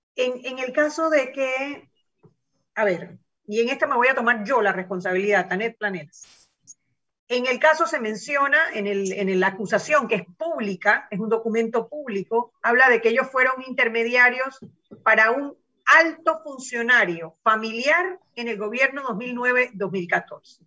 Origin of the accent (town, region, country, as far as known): Panama